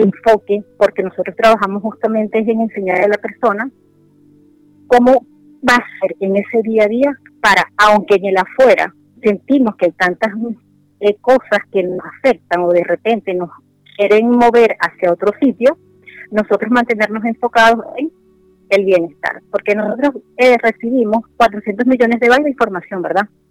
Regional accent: Venezuela; moved away as an adult; also born or lived in Spain; now in Santiago, Chile; yo soy venezolana, tengo acá en Santiago de Chile alrededor de dos años

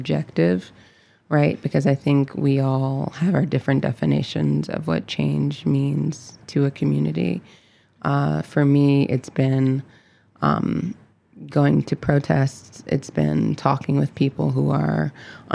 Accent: Chicago, Illinois, United States; moved away as an adult; now in Baltimore, United States; I consider Baltimore my home now, but I'm originally from Chicago.

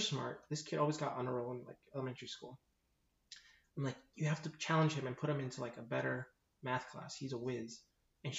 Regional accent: 40th and Osborne, Arizona, United States; 40th and Osborne.

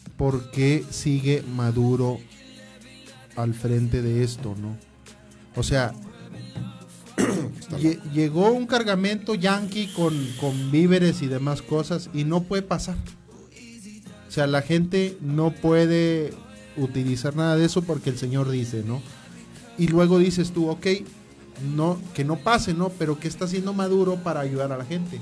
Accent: Ramos Arizpe, Coahuila, Mexico

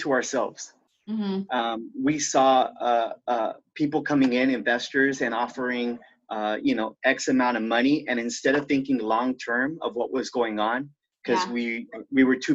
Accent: Santa Monica, California, United States; moved away as an adult; also born or lived in San Pedro, Los Angeles; I was originally born and raised in Santa Monica

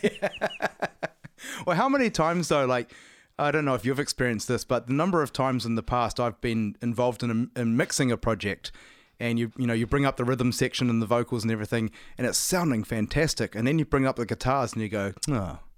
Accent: New Zealand; I'm from New Zealand.

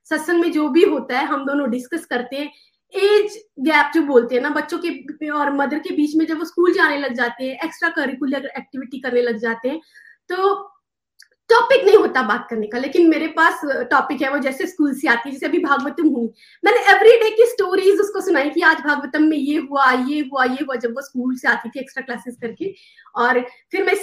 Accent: India; now in United States; जब मैं इंडिया से यूएस मूव हुई थी

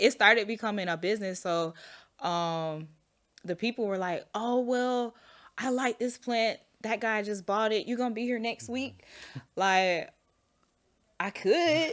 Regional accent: Orlando, Florida, United States; also born or lived in Chicago / Jesup, Georgia; now in Atlanta, United States; I went from Orlando to Jessup

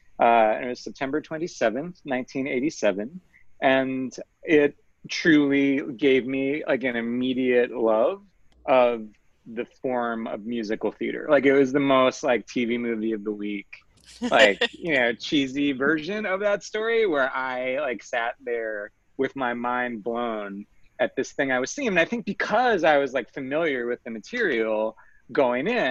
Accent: Long Island, New York, United States; I'm from Long Island originally, which is a land that is very near to New York City. And I'm from the suburbs.

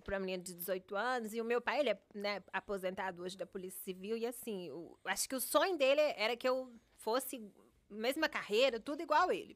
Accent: Contagem, Minas Gerais, Brazil; moved away as an adult; also born or lived in Paracatu, Brazil; now in Miami, United States; aos dois, três anos, a gente se mudou para Contagem, que é um, uma cidade de 30 minutos de Belo Horizonte

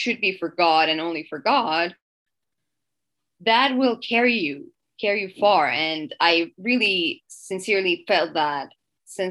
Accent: Iran; English is a second language; moved away as an adult; now in Canada; So I'm originally from Iran, and I lived there till I was 19.

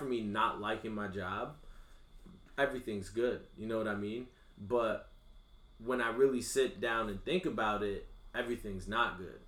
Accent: Bloomfield, Connecticut, United States; I'm a kid from Bloomfield

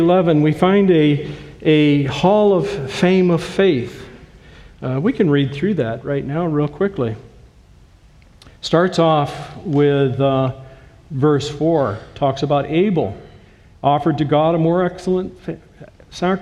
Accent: Owosso, Michigan, United States; moved away as an adult; also born or lived in Maryland / Illinois; I was born in Owosso, so we are Michiganders who have come home to Michigan

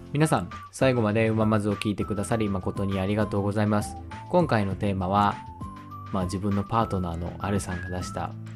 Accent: Hiroshima, Japan; accent: Hiroshima dialect; moved away; also born or lived in Tokyo; 広島弁別にダサいとは思わんけどやっぱこう東京ではなんか話してなかった

